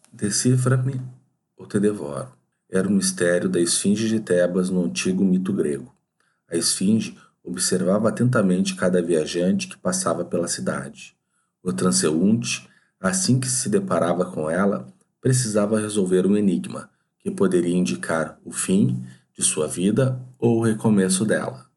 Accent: Porto Alegre, Rio Grande do Sul, Brazil; Eu nasci num sábado à tarde no Hospital Ernesto Dornelles, na cidade de Porto Alegre, capital do estado do Rio Grande do Sul.

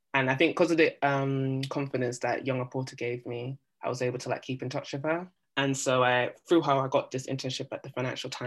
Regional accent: United Kingdom; I'm Black British

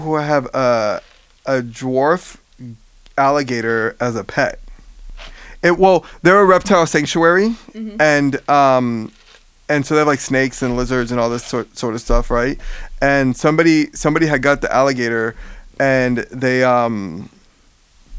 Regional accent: Miami, Florida, United States; I'm from Miami. I've seen so many alligators in my life

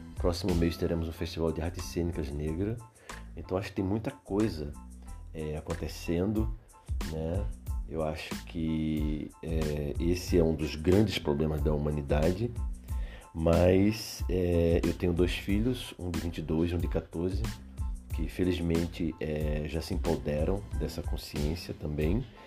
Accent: Recife, Pernambuco, Brazil; moved away as an adult; now in Porto Alegre, Brazil; sou de Recife, moro em Porto Alegre há quase 30 anos

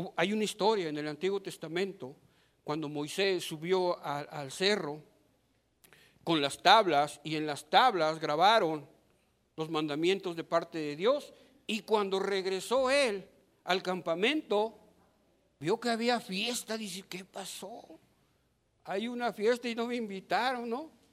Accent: Mexico; Somos ciudadanos mexicanos

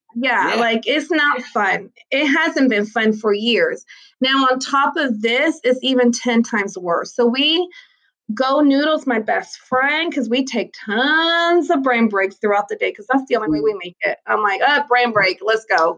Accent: Galveston, Texas, United States; I was raised in Galveston. Like, I went to Ball High, class hey. of 2000. Like, like I love my island and I love Galveston

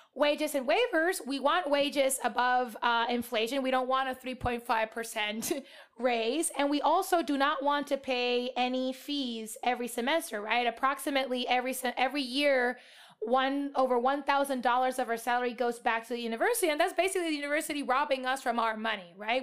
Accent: Puerto Rico; moved away as an adult; now in United States; I was born and raised in Puerto Rico, which is a colony of the U S.

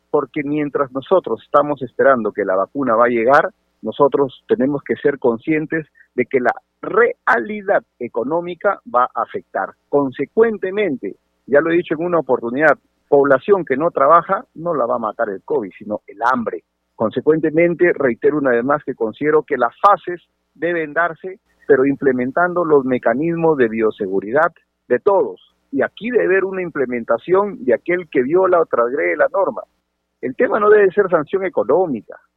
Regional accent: Sechura, Piura, Peru; Yo soy de Sechura, mi querida provincia de Sechura hoy día cumple 27 años de elevación a la categoría de provincia. Es la provincia más joven de mi querida región Piura.

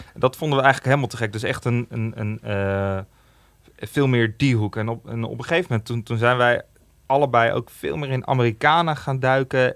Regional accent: Amersfoort, Utrecht, Netherlands; in Amersfoort, waar ik vandaan kom.

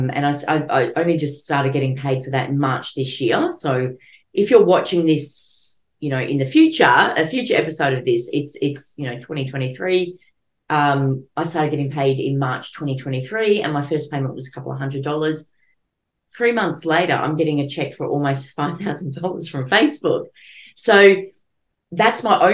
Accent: Melbourne, Victoria, Australia; I'm from Melbourne originally, but now I'm sort of living out of Melbourne.

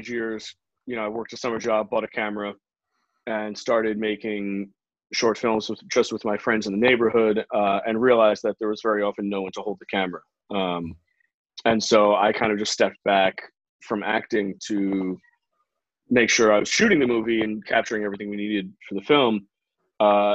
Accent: New York, United States; I grew up in New York, kind of adjacent to the arts

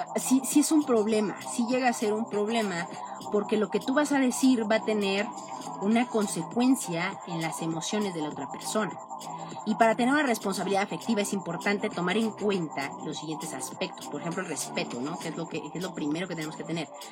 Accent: Mexico; nosotros en México estamos en el hemisferio norte

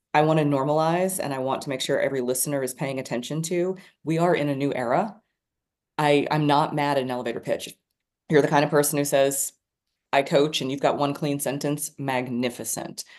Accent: Dallas, Texas, United States; also born or lived in New York City; I was born in Dallas. I was literally born in my house

